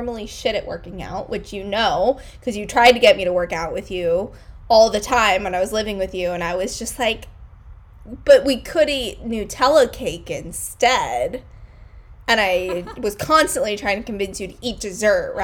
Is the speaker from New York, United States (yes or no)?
yes; New York, United States; moved away as an adult; now in San Francisco, United States; I would probably still classify myself as a New Yorker rather than a Californian